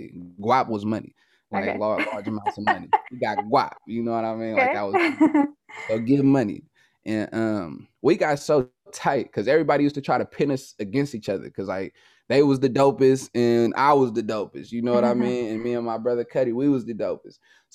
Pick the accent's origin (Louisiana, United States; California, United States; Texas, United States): California, United States; Oakland; I'm from Oakland, California. So I was in the Northern California car, in the Bay Area car to be exact.